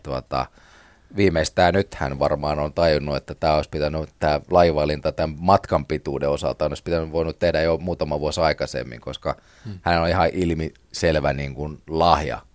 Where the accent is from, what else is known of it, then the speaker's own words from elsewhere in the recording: Porvoo, Uusimaa, Finland; itsekin olen porvoolainen